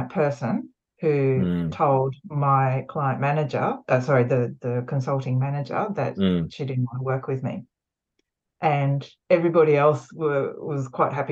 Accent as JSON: {"language": "English", "town": "Sydney", "region": "New South Wales", "country": "Australia", "tie": "born or raised there", "also_born_or_lived": "Japan", "said": "I was born in Australia, but went to Japan and then back again."}